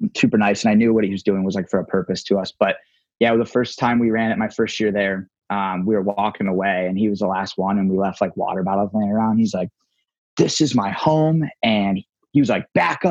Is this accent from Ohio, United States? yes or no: yes; Toledo, Ohio, United States; ended up in Toledo, like my hometown